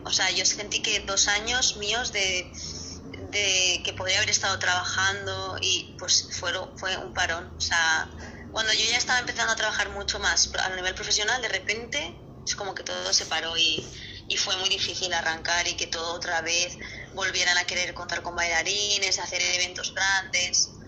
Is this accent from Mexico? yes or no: no; Barcelona, Catalonia, Spain; yo soy de Barcelona